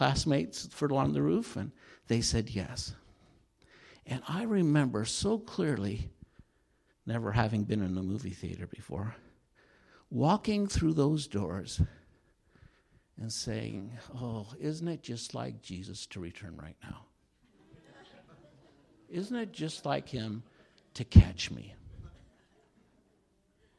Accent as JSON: {"language": "English", "region": "Utah", "country": "United States", "tie": "born or raised there", "said": "I grew up in Utah, in a little coal mining town in the center part of the state"}